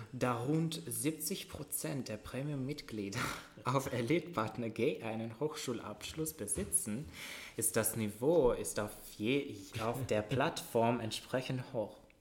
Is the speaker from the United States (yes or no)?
no; Russia; German is a second language; now in Germany; ich komme aus Russland